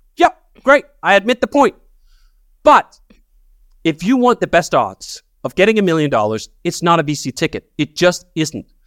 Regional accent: Denmark; moved away as an adult; So I grew up working class in Denmark.

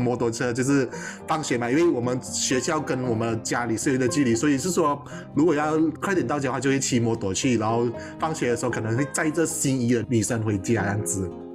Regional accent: Malaysia; 我来自新村

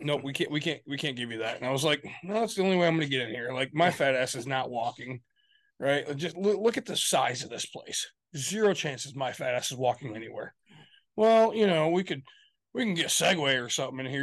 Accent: Michigan, United States; We're from Michigan

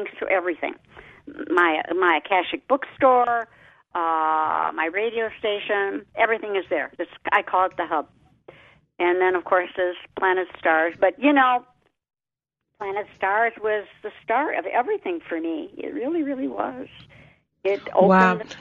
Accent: Detroit, Michigan, United States; I'm from Detroit

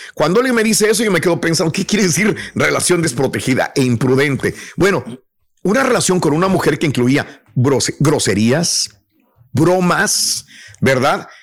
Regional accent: Mexico; moved away; yo cuando salí de México

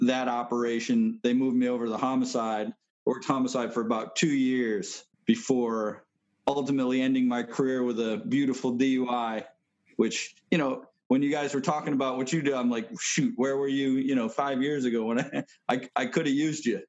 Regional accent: Windsor, Connecticut, United States; moved away as an adult; also born or lived in Germany; now in Savannah, United States; my hometown in Windsor, Connecticut

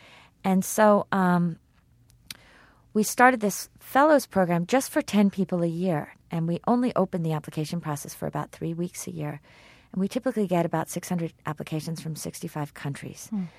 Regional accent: Kenya; English is a second language; And as a Kenyan, I can't even understand that.

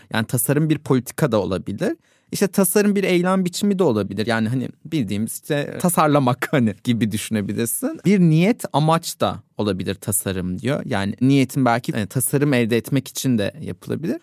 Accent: Ankara, Turkey; ben Ankara'da doğdum büyüdüm.

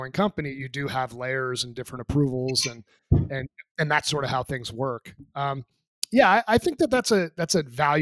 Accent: New Hampshire, United States; moved away as an adult; also born or lived in Boston area; now in Colorado, United States; the place I grew up in New Hampshire, lived there for 18

